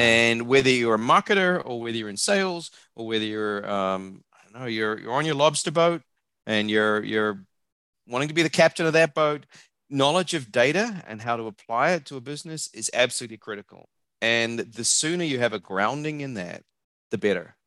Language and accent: English; New Zealand; also born or lived in Australia / Hong Kong / New Jersey; now in Austin, Texas, United States; if you can tell by my accent, I'm not from around here. I'm a New Zealander.